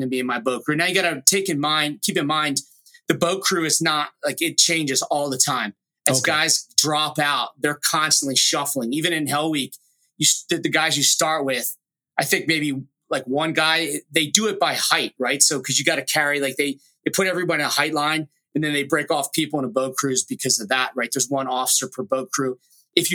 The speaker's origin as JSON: {"language": "English", "area": "Delaware County, suburbs of Philadelphia", "region": "Pennsylvania", "country": "United States", "moved": "as an adult", "said": "I was from the East Coast, kind of a smaller suburb outside of Philly."}